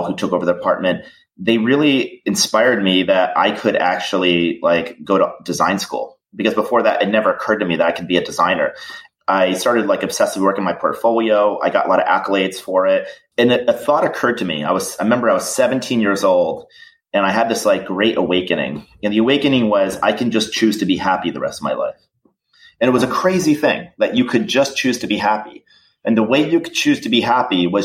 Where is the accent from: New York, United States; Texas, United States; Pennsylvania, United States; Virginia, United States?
New York, United States; Niskayuna; also born or lived in Schenectady, New York; I was born in Schenectady, New York. And I grew up in this small town called Niskayuna